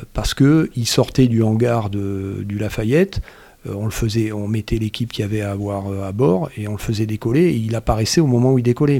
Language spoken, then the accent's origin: French; Marseille, Provence-Alpes-Côte d'Azur, France; moved away; j'ai grandi à Marseille.